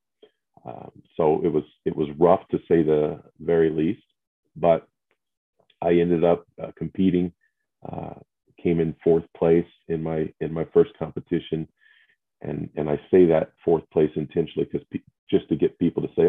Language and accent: English; St. Joseph, Missouri, United States; I grew up in South St. Joseph, Missouri, a little town about 30 minutes north of Kansas City